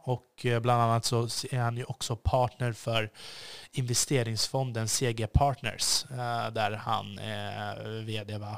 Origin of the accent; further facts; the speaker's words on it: Sweden; jag är svensk